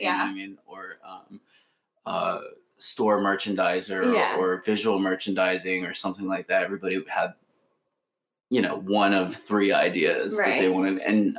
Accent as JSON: {"language": "English", "town": "Omaha", "region": "Nebraska", "country": "United States", "tie": "born or raised there", "moved": "yes", "lives_now": "New York City, United States", "said": "I grew up in Omaha, Nebraska"}